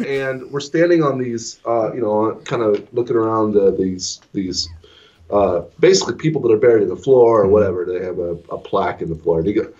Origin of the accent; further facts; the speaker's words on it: Missouri, United States; I'm a Missouri guy.